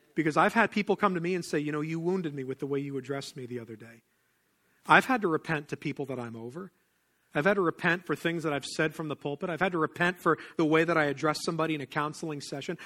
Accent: Pennsylvania, United States; I didn't grow up in the South. I grew up in Pennsylvania

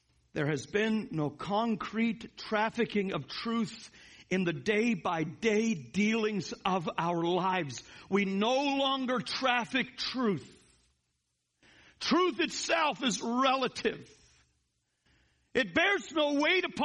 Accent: Canada; now in United States; I'm Canadian by birth

